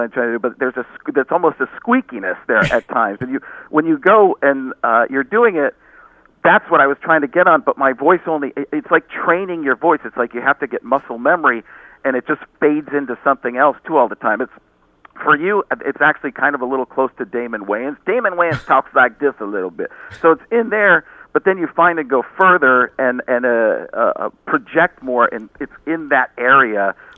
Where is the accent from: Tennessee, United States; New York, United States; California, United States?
New York, United States; New York City; New York City, yeah, because I'm from New York City.